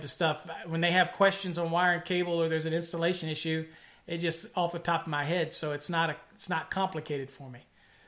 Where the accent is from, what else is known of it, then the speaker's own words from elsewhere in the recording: Virginia, United States; moved away as an adult; now in McKinney, United States; I'm up in McKinney. Up in McKinney, Texas. Now I'm from Virginia, but I came out here to work for Encore Wire